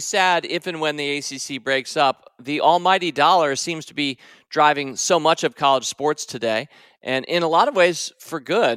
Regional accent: Washington, District of Columbia, United States; moved away; also born or lived in North Carolina; As a Washington, D C guy, I had no regional affiliation.

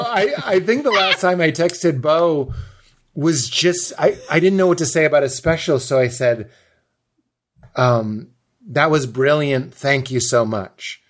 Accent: Lexington, Massachusetts, United States; my mom's Lithuanian and my dad's Irish and I'm from Boston, but really I'm from Lexington, but I say Boston because when I say Lexington, people think I mean Kentucky

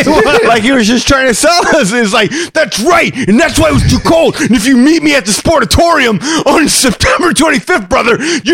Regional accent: Detroit, Michigan, United States; They don't understand because I'm from Detroit. Yeah, I came down here from Detroit.

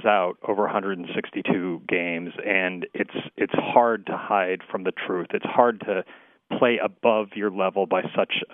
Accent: New England, United States; I grew up in New England

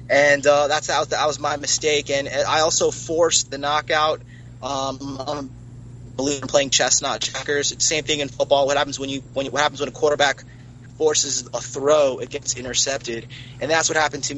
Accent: Fort Lauderdale, Florida, United States; I'm from Miami, I'm from Fort Lauderdale

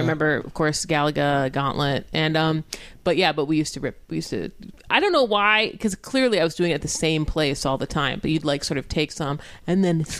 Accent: Orange County, California, United States; also born or lived in Los Angeles; my friends and I grew up in Orange County

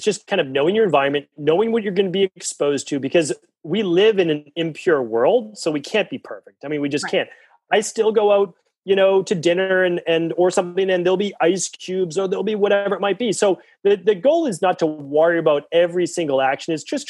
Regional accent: Massachusetts, United States; And I'm from Massachusetts.

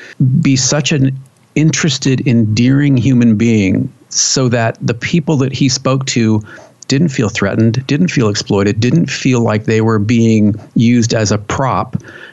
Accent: California, United States; there we grew up with as a Californian, you'll know that there were.

